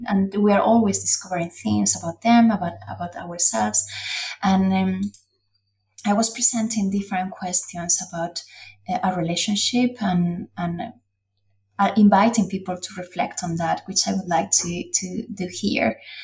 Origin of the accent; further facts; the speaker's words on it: Spain; English is a second language; moved away; We had in my hometown, we have this quintos, which is a, a party that it was back in the day was done when people went to the military service, but in Spain it's not mandatory anymore